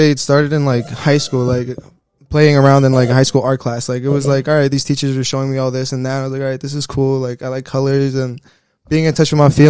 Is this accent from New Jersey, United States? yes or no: yes; Palisades Park, New Jersey, United States; I'm from Palisades Park.